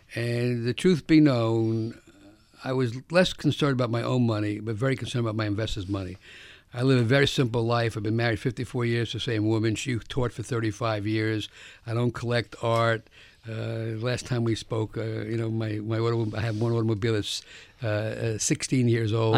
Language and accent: English; New York City, New York, United States; I grew up in the South Bronx